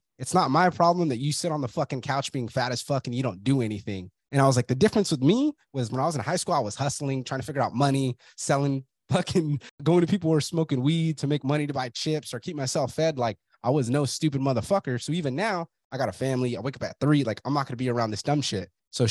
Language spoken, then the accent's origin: English; Fresno, California, United States; You're from Brawley, I'm from Fresno. Everybody has that closed mindset.